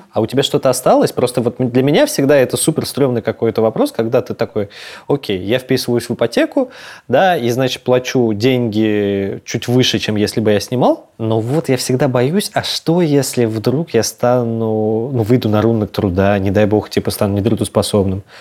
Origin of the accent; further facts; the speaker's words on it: Moscow, Russia; я вырос в Москве